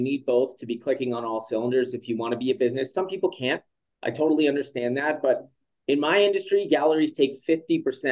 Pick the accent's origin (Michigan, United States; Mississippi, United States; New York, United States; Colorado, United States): New York, United States; Long Island; moved away as an adult; also born or lived in Manhattan, New York; now in Teton Valley, Idaho, United States; I was born in 1980 on Long Island.